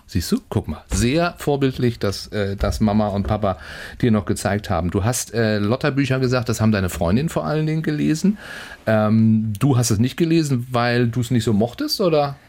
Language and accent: German; Schleswig-Holstein, Germany; bei uns in Schleswig-Holstein